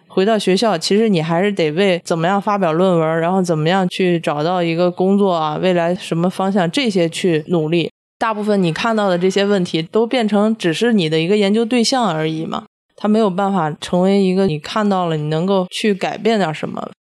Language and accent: Chinese; Baoding, Hebei, China; 我是河北保定出生长大的